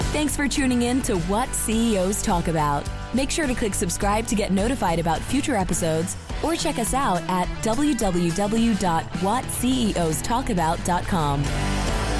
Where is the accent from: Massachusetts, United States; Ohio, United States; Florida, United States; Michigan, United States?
Ohio, United States; growing up in Ohio